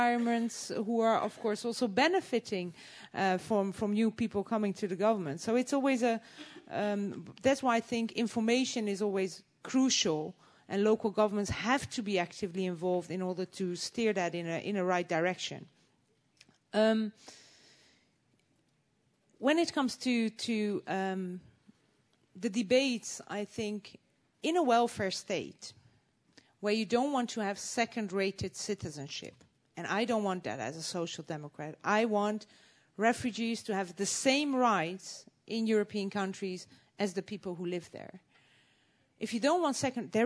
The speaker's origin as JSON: {"language": "English", "country": "Netherlands", "said": "I would not be here a proud representative of Holland"}